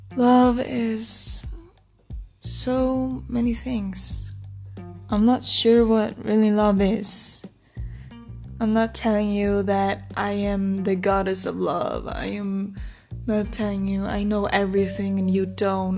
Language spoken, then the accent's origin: English; Iceland; English is a second language; I'm also from Iceland, so my English isn't um, the best